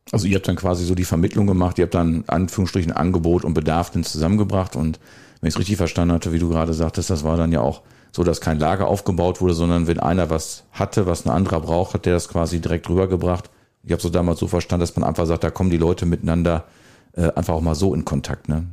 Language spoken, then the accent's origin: German; Welver, North Rhine-Westphalia, Germany; now in Bad Sassendorf, Germany; Ich komme ja, ich glaube, ich habe es auch mal gesagt, ja auch aus dem wunderbaren Schwefe und wohne jetzt im, ja, noch wunderbaren Bad Sassendorf.